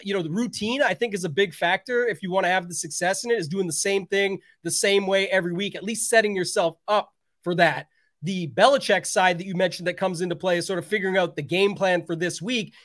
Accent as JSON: {"language": "English", "country": "Canada", "said": "I am Canadian"}